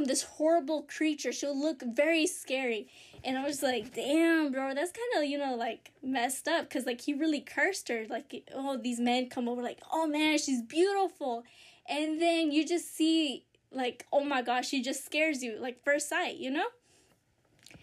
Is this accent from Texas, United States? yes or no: yes; Texas, United States; I grew up in Texas